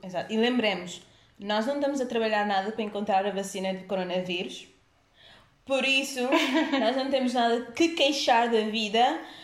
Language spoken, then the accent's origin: Portuguese; Cape Verde; eu sendo cabo-verdiana